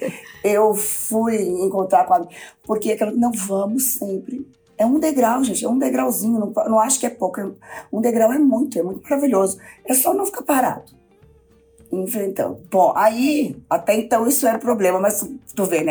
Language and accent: Portuguese; interior of Rio Grande do Sul, Brazil; moved away; also born or lived in Minas Gerais; eu era gaúcho do interior